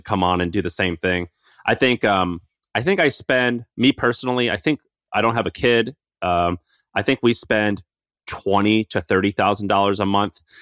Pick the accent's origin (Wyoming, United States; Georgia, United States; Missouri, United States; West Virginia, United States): Missouri, United States; moved away; I grew up in Missouri